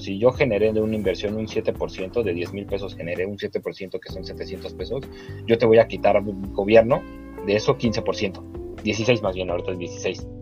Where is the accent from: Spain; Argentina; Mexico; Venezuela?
Mexico; acá en México